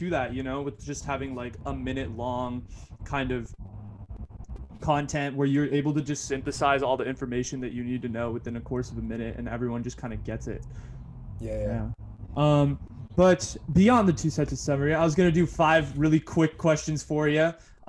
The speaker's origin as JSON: {"language": "English", "town": "Cupertino", "region": "California", "country": "United States", "tie": "born or raised there", "said": "I grew up in Cupertino"}